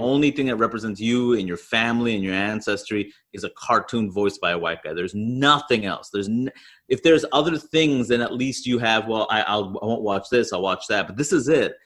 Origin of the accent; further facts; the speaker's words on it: New York City, New York, United States; I grew up in Queens, New York